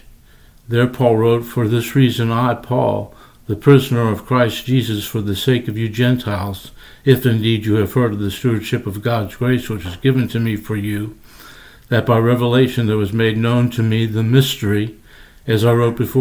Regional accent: Cincinnati, Ohio, United States; I grew up here in Cincinnati

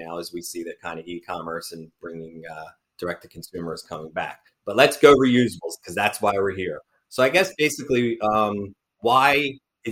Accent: outside of Philadelphia, Pennsylvania, United States; growing up outside of Philadelphia in that area

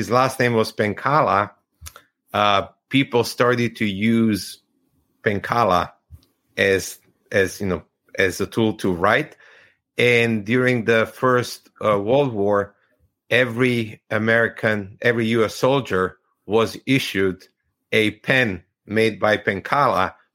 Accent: Croatia; I'm from Croatia

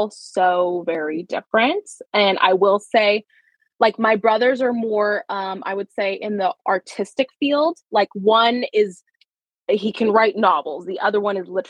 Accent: Los Angeles, California, United States; I was born and raised in California. And then to be very exact, I'm from like San Fernando Valley. So like Sylmar, Pacoima, that kind of area

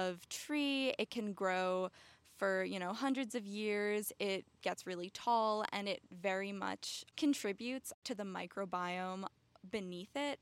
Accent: New York, United States; I grew up in New York

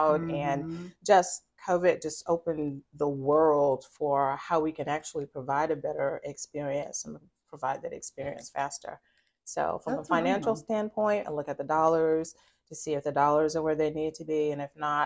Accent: Atlanta, Georgia, United States; moved away as an adult; now in Jacksonville, United States; I'm from Atlanta

